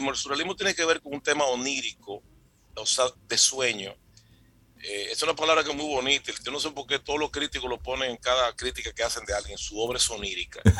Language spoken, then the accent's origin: Spanish; San Juan de la Maguana, San Juan, Dominican Republic